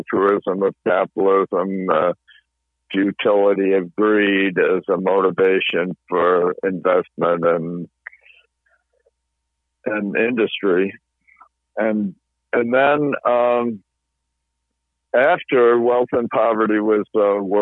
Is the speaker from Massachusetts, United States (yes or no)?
yes; Massachusetts, United States; I go to a congregational church in my hometown